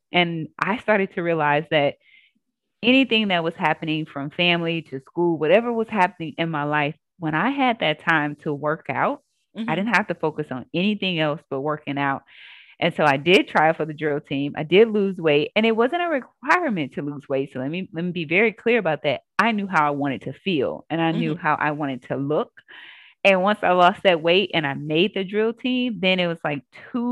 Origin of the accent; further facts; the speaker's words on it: Jackson, Mississippi, United States; Born and raised in Jackson, Mississippi